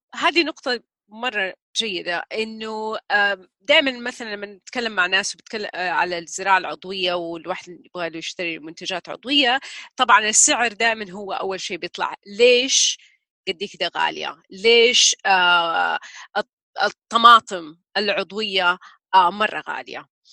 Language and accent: Arabic; Taif, Makkah Province, Saudi Arabia; جزء من طفولتي كلها في الطايف